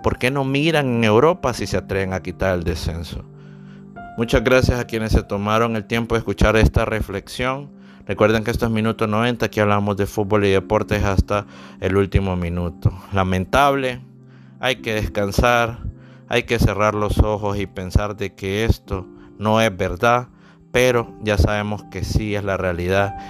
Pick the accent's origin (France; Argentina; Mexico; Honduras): Honduras; soy originario de Honduras